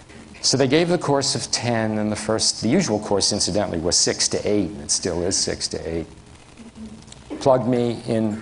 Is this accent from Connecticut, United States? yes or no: no; New York City, New York, United States; moved away; I'm from the Bronx